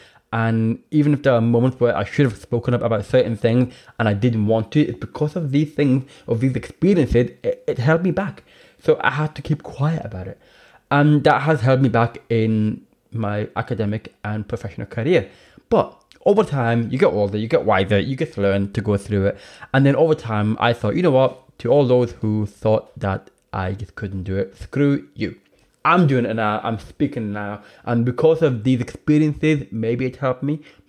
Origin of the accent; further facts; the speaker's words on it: Northern Ireland, United Kingdom; also born or lived in England; now in Scotland; I grew up in Northern Ireland and I've lived in Scotland, and then I went to England for university